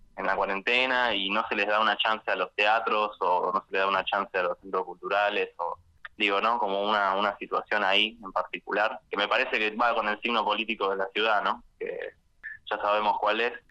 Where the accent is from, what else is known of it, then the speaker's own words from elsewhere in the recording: Buenos Aires, Argentina; yo soy de acá de Capital